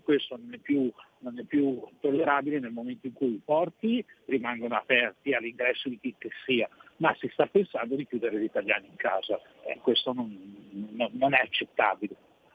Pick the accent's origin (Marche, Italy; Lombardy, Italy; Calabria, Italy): Lombardy, Italy; Milan; sono di Milano, eh, e l'abbiamo avuto anche come prefetto nella nostra città